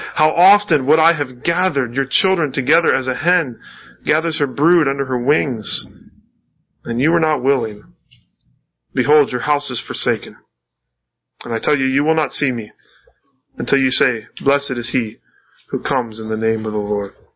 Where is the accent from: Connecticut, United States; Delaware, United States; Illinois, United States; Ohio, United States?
Ohio, United States; North Canton; I was born and raised in North Canton, Ohio